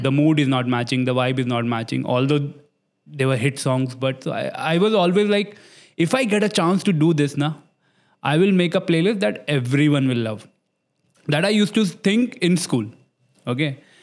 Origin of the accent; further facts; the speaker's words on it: Delhi, India; moved away as an adult; now in Dubai, United Arab Emirates; I'm from Old Delhi, Chani Chowk